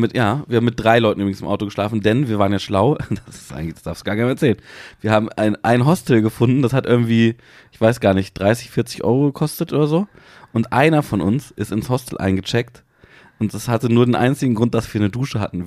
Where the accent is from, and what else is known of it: Hanover, Lower Saxony, Germany